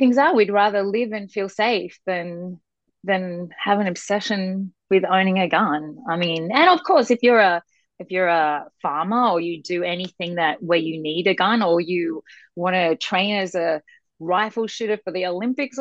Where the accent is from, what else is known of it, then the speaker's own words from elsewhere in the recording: Sydney, New South Wales, Australia; moved away as an adult; now in United States; I'm from Sydney, Australia.